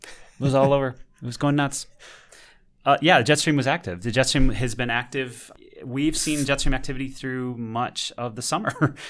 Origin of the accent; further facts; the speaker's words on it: Michigan, United States; accent: Midwestern; I'm from Michigan. So, you know, my Midwestern pronunciations are in full effect right here.